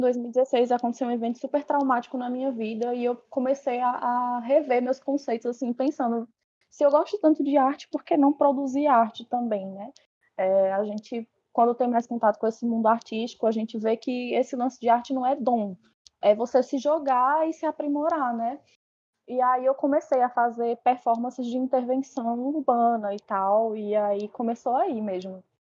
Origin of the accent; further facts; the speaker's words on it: São Paulo, Brazil; now in Petrolina, Brazil; eu cresci em São Paulo